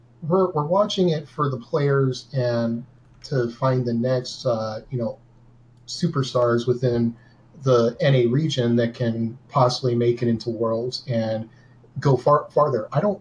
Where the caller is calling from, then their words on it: Des Moines, Iowa, United States; I'm calling from Des Moines, Iowa.